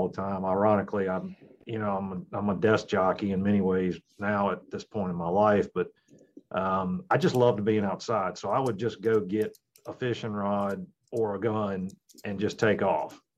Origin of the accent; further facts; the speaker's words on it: Virginia, United States; I grew up in Virginia